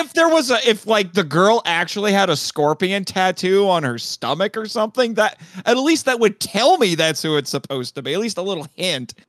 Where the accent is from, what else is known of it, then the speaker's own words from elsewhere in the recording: Fort Wayne, Indiana, United States; my hometown